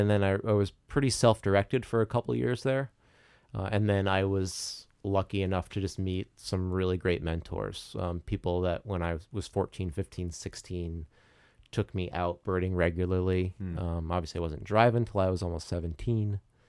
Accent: Bridgeport, Connecticut, United States; growing up in Bridgeport

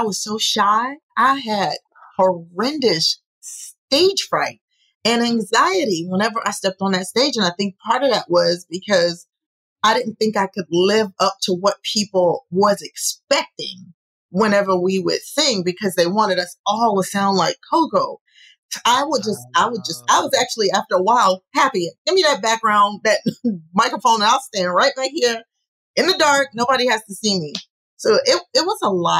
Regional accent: New York City, New York, United States; I'm from New York.

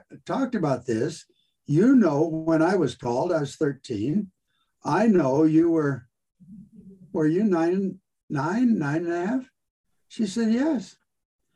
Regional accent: California, United States; I'm born and raised in California

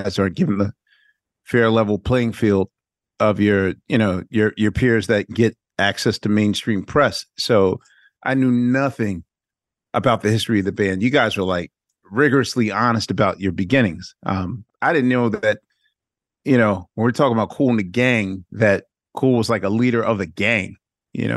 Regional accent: Philadelphia, Pennsylvania, United States; now in New York, United States; even as a Philadelphian

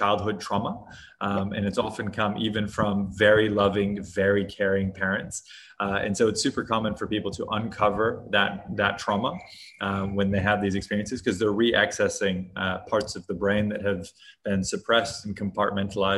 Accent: Hawaii, United States; moved away; also born or lived in Hong Kong; I grew up in Hawaii in the US

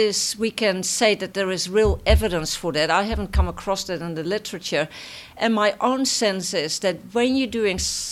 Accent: Netherlands; accent: Dutch; moved away; my Dutch accent

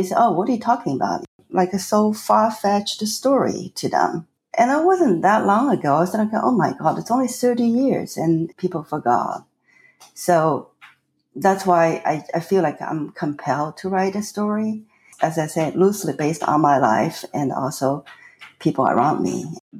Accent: Shanghai, China; first language Chinese; English is a second language; moved away as an adult; So I was born in China, in Shanghai, and I was raised there, lived in a time, basically, China was closed off to the entire world.

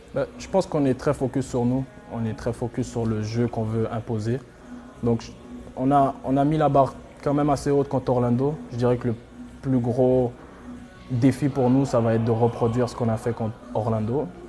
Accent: Montreal, Quebec, Canada; je viens de Montréal

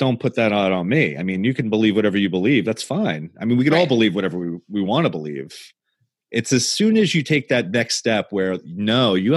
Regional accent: the North, United States; now in Southern US (Bible Belt); we're both from the North

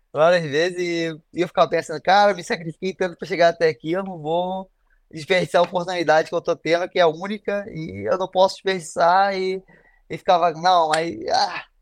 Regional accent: Brazil; Eu tinha falado que a gente é brasileiro e às vezes a gente chega aqui e acha que é isso e, e é totalmente o contrário

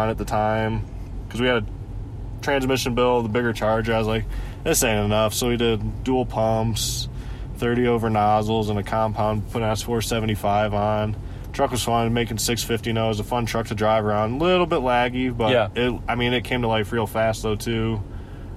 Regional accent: Geneva, Ohio, United States; I'm from Geneva, Ohio

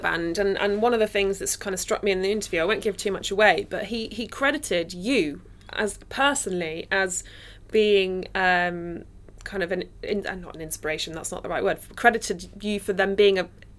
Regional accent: Nottingham, East Midlands, United Kingdom; So I'm from Nottingham, as we know, and the music scene there was so tiny.

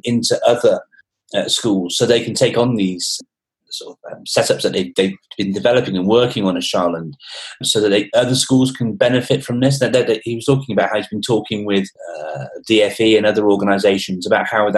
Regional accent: England, United Kingdom; as an Englishman

